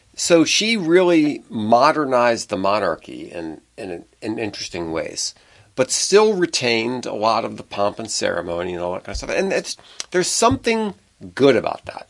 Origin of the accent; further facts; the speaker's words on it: United States; I grew up in America